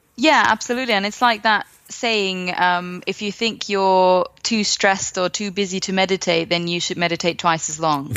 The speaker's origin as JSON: {"language": "English", "country": "Finland", "said": "I come from Finland"}